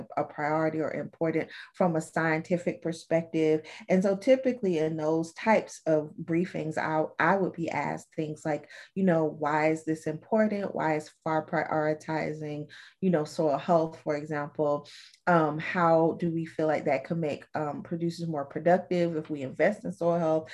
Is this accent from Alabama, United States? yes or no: yes; Alabama, United States; I'm from Alabama, and my great granddaddy and my granddaddy were farmers